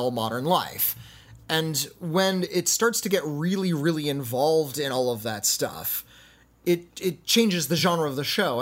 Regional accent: United States; me as an American.

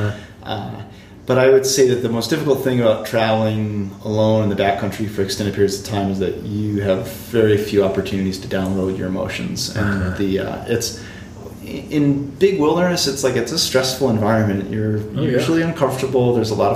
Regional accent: southeastern Massachusetts, United States; Grew up in southeastern Massachusetts, just outside of Providence, Rhode Island

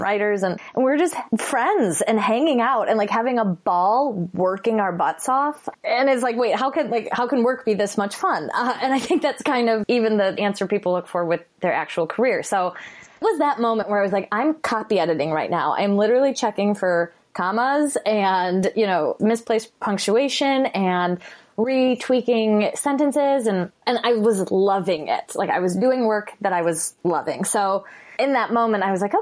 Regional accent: Chicago, Illinois, United States; I'm from Chicago

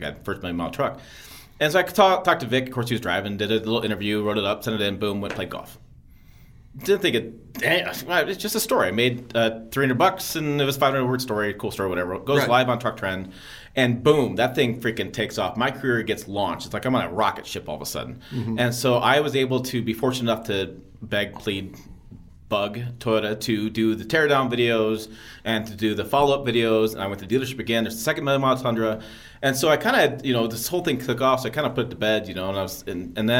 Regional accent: Michigan, United States; I grew up in Michigan

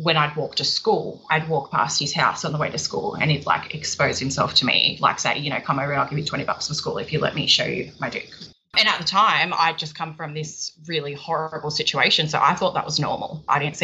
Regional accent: Sydney, New South Wales, Australia; I'm from Sydney in Australia. Well, I'm about an hour out of Sydney

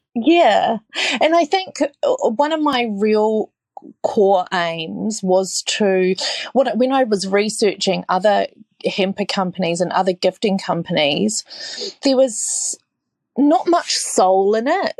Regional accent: New Zealand; now in Australia; I'm a Kiwi

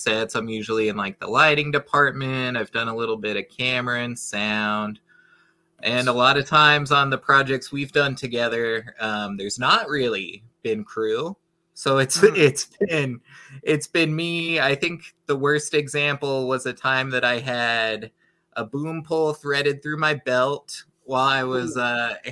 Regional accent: Iowa, United States; moved away; we're both originally from Iowa

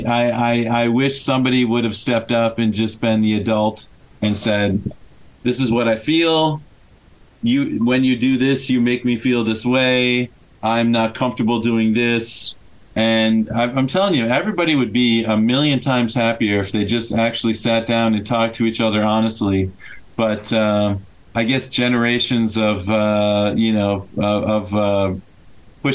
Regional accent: Minnesota, United States; I'm from Minnesota

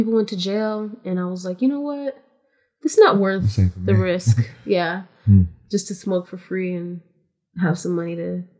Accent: West Coast, United States; And I'm from the West Coast, so everybody just called me ….

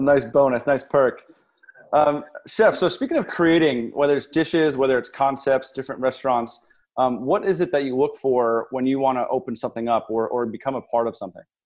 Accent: Monmouth County, New Jersey, United States; I'm from Monmouth County myself

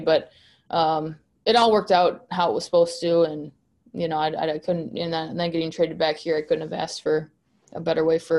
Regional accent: Hutchinson, Kansas, United States; I am from Hutch, so an hour away is a lot different than a 3-hour flight for my parents.

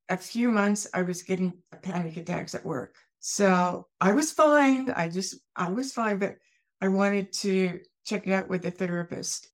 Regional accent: Eastern Washington, United States; also born or lived in Germany; I grew up in Eastern Washington.

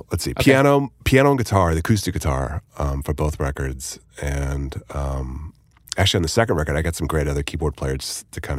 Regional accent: Hollywood, California, United States; I grew up around Hollywood

